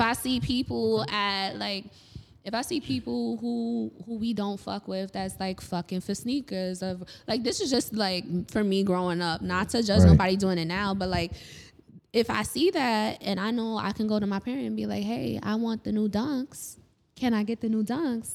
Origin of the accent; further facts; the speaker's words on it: New York City, New York, United States; I grew up in Harlem.